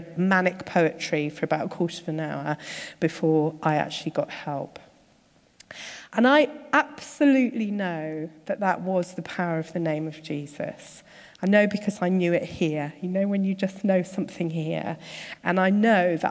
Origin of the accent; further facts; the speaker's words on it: Surbiton, London, United Kingdom; moved away as an adult; also born or lived in Derby; I've lived a fairly sheltered life growing up in Surbiton